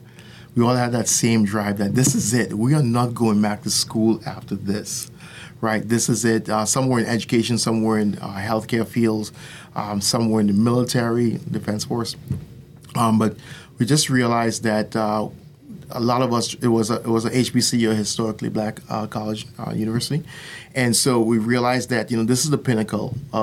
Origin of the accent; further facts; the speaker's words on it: Trinidad & Tobago; moved away as an adult; also born or lived in New Jersey / Florida; now in United States; I was born in New Jersey, like I said in the past, and I grew up in the island of Trinidad. And but I came over here when I was 20 and went to USF